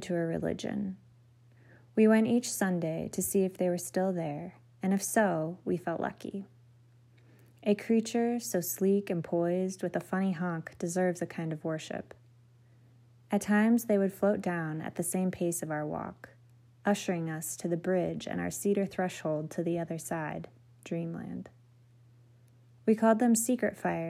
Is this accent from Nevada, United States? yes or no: no; Minnesota, United States; moved away as an adult; now in Montana, United States; my hometown in Minnesota